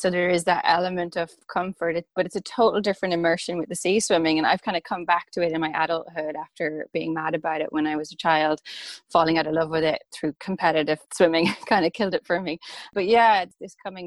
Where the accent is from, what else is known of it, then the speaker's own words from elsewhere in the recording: Rossnowlagh, County Donegal, Ireland; I grew up in Donegal in Rusnaula, kind of a famous surfing beach